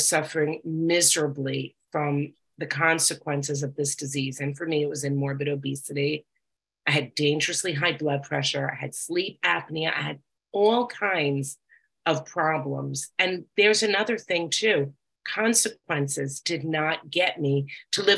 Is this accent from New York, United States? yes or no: yes; New York, United States; I'm from New York